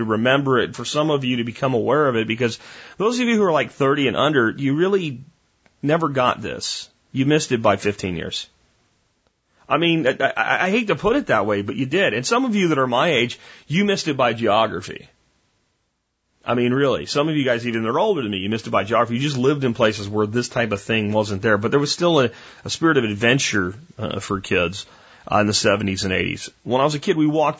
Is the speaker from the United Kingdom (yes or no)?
no; United States; also born or lived in Florida / Pennsylvania; I grew up in two very different locations, but in very much the same way, the swamps of Florida and the Pennsylvania woods